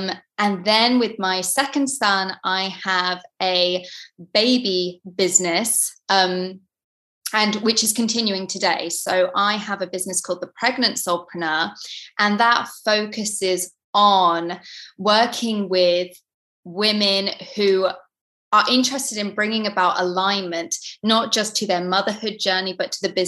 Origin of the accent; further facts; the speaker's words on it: East of England, United Kingdom; from Norfolk. My parents were in the RAF. So as kids, we traveled around to different countries.